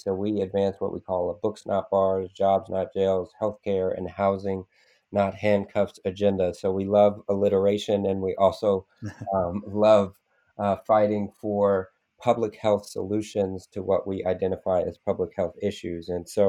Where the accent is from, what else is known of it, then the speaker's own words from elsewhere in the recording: Oakland, California, United States; also born or lived in San Francisco, California; I was born here in the Bay Area in San Francisco. We moved to Oakland when I was a week old.